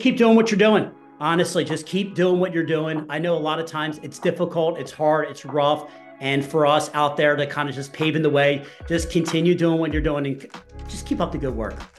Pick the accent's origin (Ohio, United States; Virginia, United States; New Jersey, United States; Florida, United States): New Jersey, United States; I grew up in New Jersey. So I grew up by the beach.